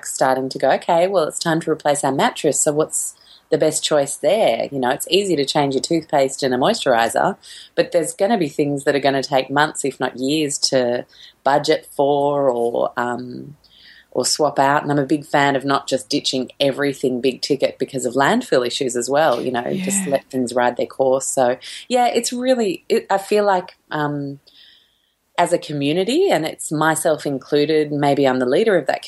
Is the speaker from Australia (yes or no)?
yes; Sydney, New South Wales, Australia; I grew up in Sydney